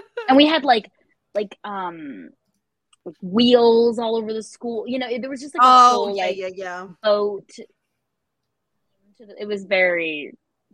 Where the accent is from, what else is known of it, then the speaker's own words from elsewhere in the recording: Falmouth, Maine, United States; I'm from Maine, and we were the Falmouth Yachtsmen